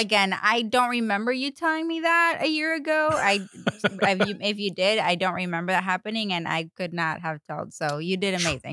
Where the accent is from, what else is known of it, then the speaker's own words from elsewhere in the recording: Paraguay; English is a second language; moved away; I was born and raised in Paraguay